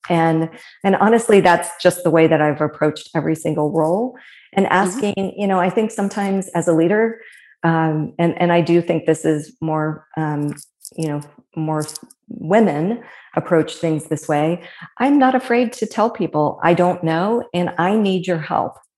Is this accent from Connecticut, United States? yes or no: no; Fairfield, Ohio, United States; also born or lived in Cincinnati; born and raised in Cincinnati, um, grew up in Fairfield